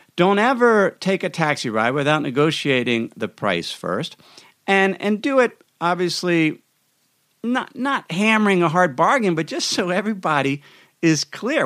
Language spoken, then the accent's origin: English; United States; as an American citizen